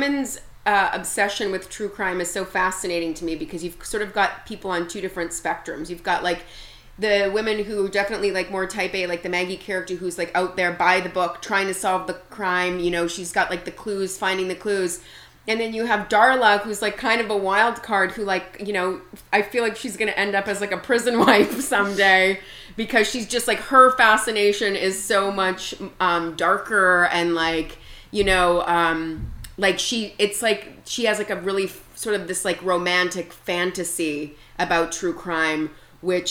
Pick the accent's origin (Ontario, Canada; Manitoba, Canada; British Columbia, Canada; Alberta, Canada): Manitoba, Canada; I'm from Canada, from Manitoba, so it's very, you know, wintry and snowy up there